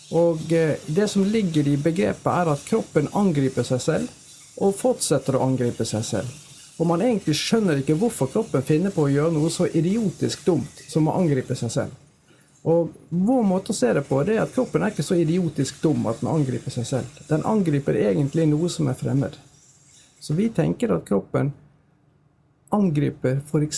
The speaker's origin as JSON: {"language": "Norwegian", "town": "Bergen", "region": "Vestland", "country": "Norway", "tie": "born or raised there", "accent": "Bergen dialect", "moved": "as an adult", "said": "jeg er oppvokst i Bergen, jeg har gått alle mine skoleår i Bergen"}